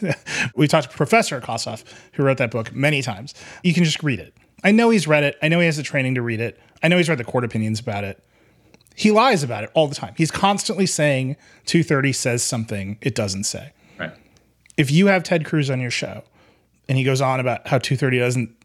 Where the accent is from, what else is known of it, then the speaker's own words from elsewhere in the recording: Wisconsin, United States; my home state